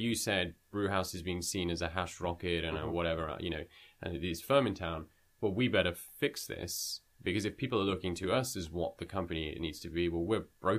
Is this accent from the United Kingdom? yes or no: yes; United Kingdom; now in Canada; I'm a British Indian, moved to Canada.